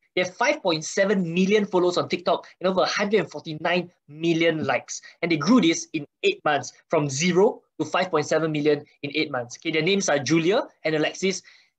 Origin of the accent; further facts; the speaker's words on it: Singapore; I'm from Singapore